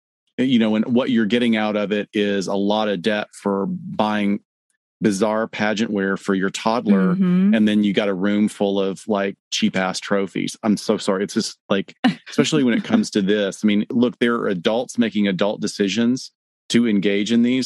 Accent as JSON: {"language": "English", "region": "the South", "country": "United States", "tie": "born or raised there", "said": "growing up in the South"}